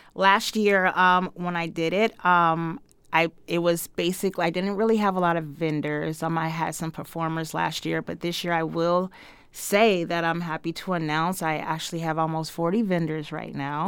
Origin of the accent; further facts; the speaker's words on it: Greenfield, Massachusetts, United States; I'm from Greenfield, Massachusetts